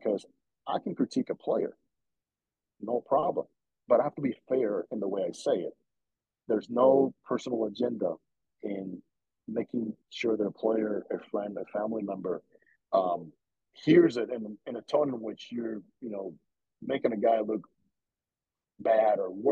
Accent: Dominican Republic; moved away; I grew up in the Dominican, okay? I lived the culture

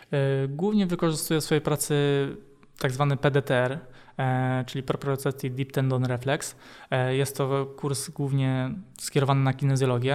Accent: Lisiec Wielki, Greater Poland, Poland; pochodzę z Konina, E, tam się urodziłem, a dokładnie pochodzę z Lisa Wielkiego. To jest taka mała miejscowość pod Koninem

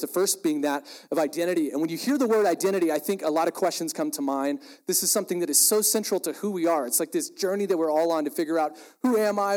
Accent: Texas, United States; I'm from Texas, really proud of it

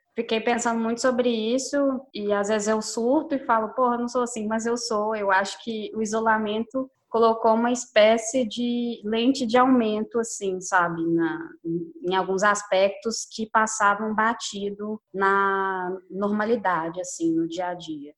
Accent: Belo Horizonte, Minas Gerais, Brazil; sou de BH também

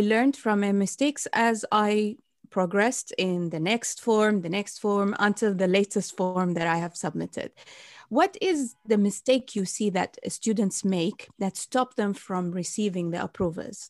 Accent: Bahrain; moved away; I wanted to do in my home country in Bahrain

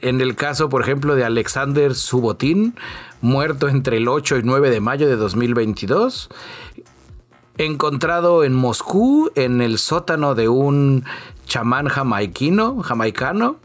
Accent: Mexico; Soy de México

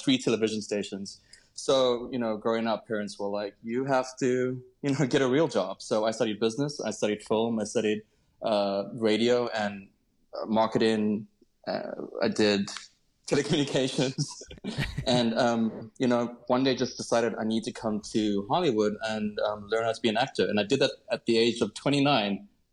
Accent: Cape Town, Western Cape, South Africa; I grew up in Cape Town

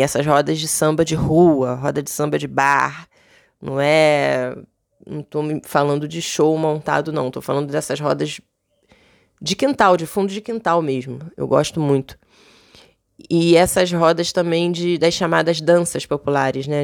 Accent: Rio de Janeiro, Brazil; eu sou nascida e criada em Vila Isabel, zona norte do Rio de Janeiro

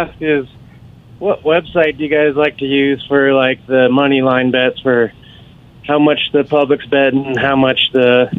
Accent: Colorado, United States; And then my lock, I'm from Colorado. Love me some Buffs

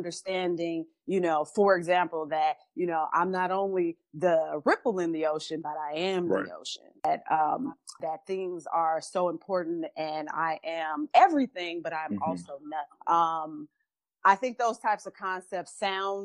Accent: Chicago, Illinois, United States; We grew up in Chicago in poverty.

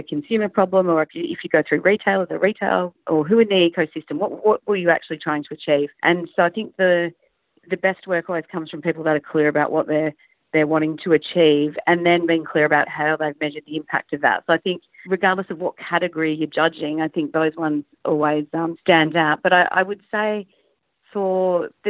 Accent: Australia; moved away as an adult; also born or lived in Hong Kong / Singapore; now in Asia; being an Aussie, a very proud Aussie

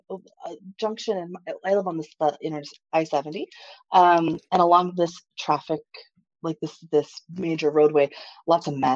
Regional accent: Japan; now in United States; I'm a military brat. So I grew up in Japan.

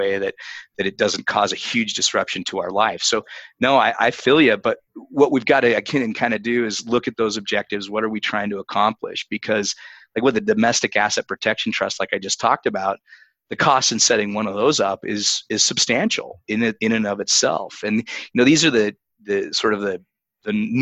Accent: Utah, United States; My home state of Utah

